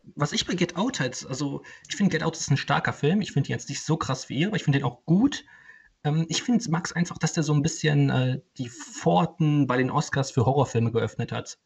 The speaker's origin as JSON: {"language": "German", "town": "Cologne", "region": "North Rhine-Westphalia", "country": "Germany", "said": "für mich als Kölner"}